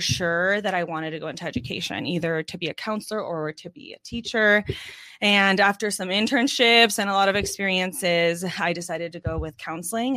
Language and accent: English; Orange County, California, United States; moved away as an adult; now in Oceanside, United States; growing up in Orange County